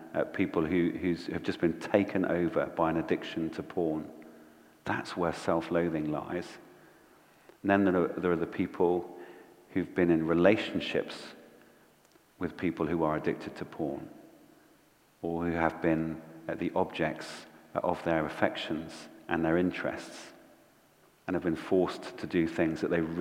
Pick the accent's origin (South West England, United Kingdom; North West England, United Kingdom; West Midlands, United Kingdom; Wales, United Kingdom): South West England, United Kingdom; Bristol; when I was growing up in Bristol